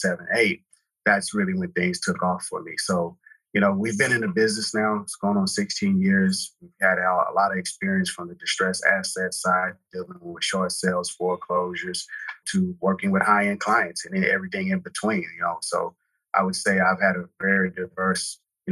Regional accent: Houston, Texas, United States; also born or lived in Katy, Texas; I grew up in Texas, in Houston. That's where I was born and raised

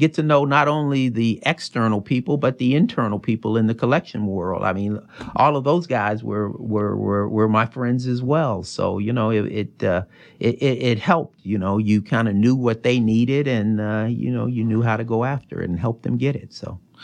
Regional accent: Chicago, Illinois, United States; moved away as an adult; also born or lived in Virginia / North Carolina / Des Moines, Iowa; when I was six, we moved to Chicago

